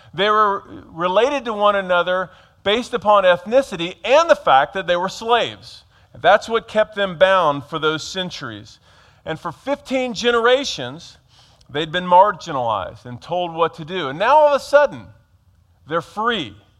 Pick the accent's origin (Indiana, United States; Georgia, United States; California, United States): Georgia, United States; now in Harrisburg, United States; I grew up in Georgia